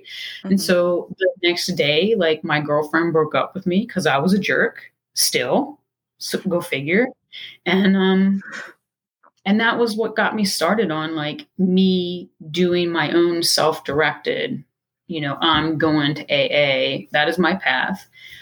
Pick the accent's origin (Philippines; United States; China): United States; Baltimore, Maryland; I'm from Baltimore, Maryland.